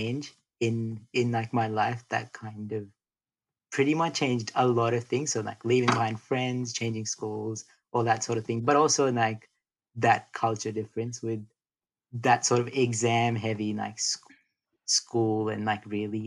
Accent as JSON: {"language": "English", "region": "Delhi", "country": "India", "tie": "born or raised there", "first_language": "Hindi and English", "moved": "yes", "lives_now": "Australia", "said": "I was born in Delhi, so North India. And I was born actually in a small town, and then we moved pretty quickly to Delhi"}